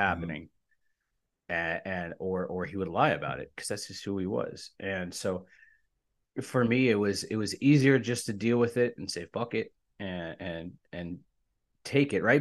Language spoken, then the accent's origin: English; Sharpsburg, Maryland, United States; I grew up in, in Maryland, in Sharpsburg, Maryland, in the backwoods